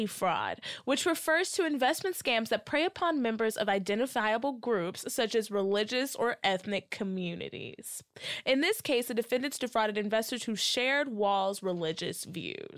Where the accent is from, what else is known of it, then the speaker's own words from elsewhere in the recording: Texas, United States; I'm from Texas